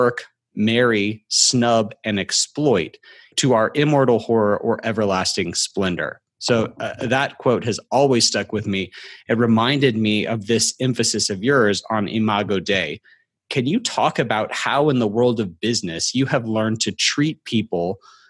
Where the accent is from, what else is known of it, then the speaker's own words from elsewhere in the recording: Alabama, United States; I'm from Alabama